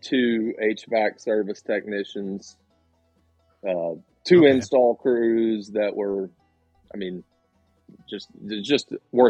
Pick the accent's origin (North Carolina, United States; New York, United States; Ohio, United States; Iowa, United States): North Carolina, United States; Sylva; also born or lived in Atlanta, Georgia; I grew up here in West North Carolina. I went to Fairview Elementary, which is right here in Sylva, and then Smoky Mountain High School. And then when I graduated from Western Carolina University in 98 with a business degree and a major in marketing. And I moved down to Atlanta